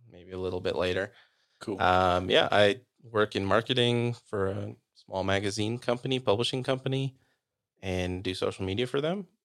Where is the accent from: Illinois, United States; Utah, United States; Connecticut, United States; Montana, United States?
Utah, United States; also born or lived in Sacramento, California / Orem, Utah; grew up in Utah. I've been here pretty much my whole life.